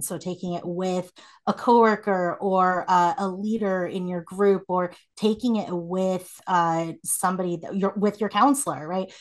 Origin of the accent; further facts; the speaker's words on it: South Korea; moved away; I was born in Korea